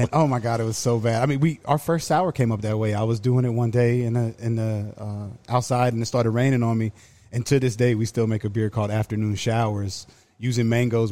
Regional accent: Halifax County, Southern Virginia, United States; moved away as an adult; also born or lived in Arizona / Florida; I grew up in Southern Virginia, uh, on a big, like, tobacco farm

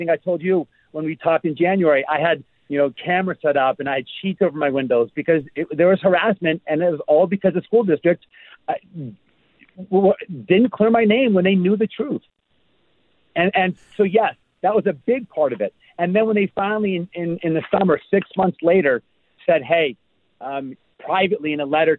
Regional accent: Seattle, Washington, United States; now in Allentown, United States; I'm from Seattle and my entire family's out there

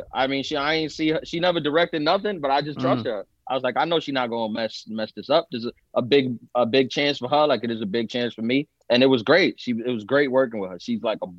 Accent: New York City, New York, United States; first language Spanish; English is a second language; I was born in East New York, and then I moved out to South Jamaica, Queens

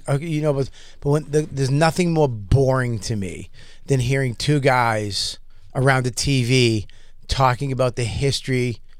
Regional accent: Boston, Massachusetts, United States; I'm from Boston.

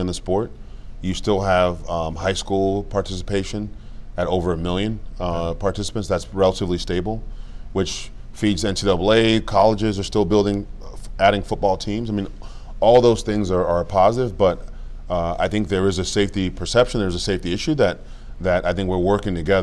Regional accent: Cameroon; now in United States; I was born in Cameroon, like I said, Cameroon, West Africa

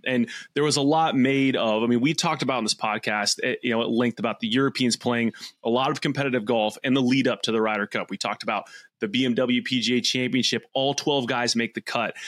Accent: United States; as an American

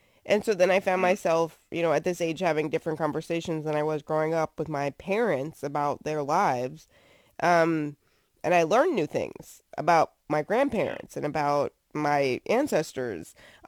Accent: New Jersey, United States; now in Virginia, United States; I'm from New Jersey, so that's not a thing that I would see all the time growing up right outside of New York City.

